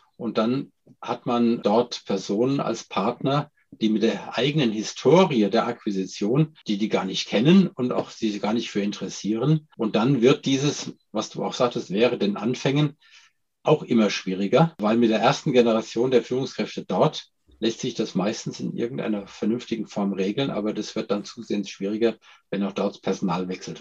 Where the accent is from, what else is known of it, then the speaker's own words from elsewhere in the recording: Germany; als, als Deutscher